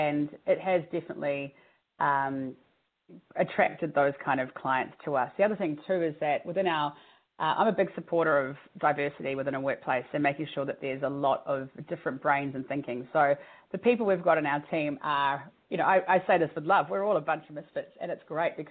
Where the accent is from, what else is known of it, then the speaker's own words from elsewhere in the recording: New Zealand; moved away; I'm from New Zealand originally